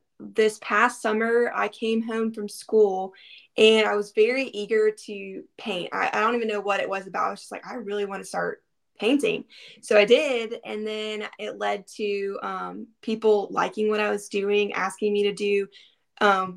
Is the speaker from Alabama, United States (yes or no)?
yes; Vestavia Hills, Alabama, United States; also born or lived in Bluff Park, Alabama; I'm from Vestavia, Alabama, where we went to school together.